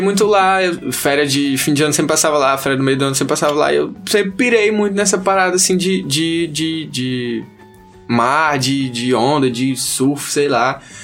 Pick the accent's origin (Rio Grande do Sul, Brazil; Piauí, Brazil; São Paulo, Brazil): Piauí, Brazil; Teresina; eu nasci e me criei aqui em Teresina, né, e tal, vivi minha vida toda aqui